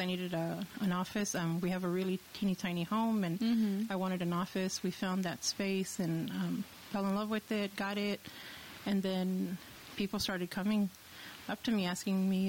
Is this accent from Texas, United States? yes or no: yes; Dallas, Texas, United States; also born or lived in Fort Worth, Texas; I actually grew up here in Oak Cliff.